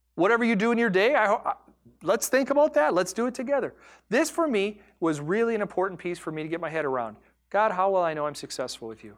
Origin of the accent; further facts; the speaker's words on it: United States; I am an American.